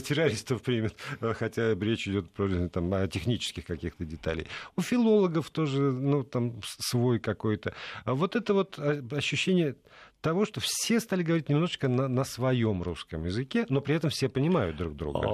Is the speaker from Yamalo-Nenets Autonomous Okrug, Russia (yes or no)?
no; Saint Petersburg, Russia; moved away as an adult; now in Moscow, Russia; я уехал из, из Петербурга 14 лет назад